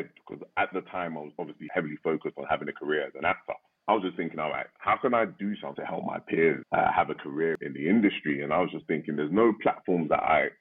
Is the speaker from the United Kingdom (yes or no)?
yes; United Kingdom; I'm a British-born Nigerian.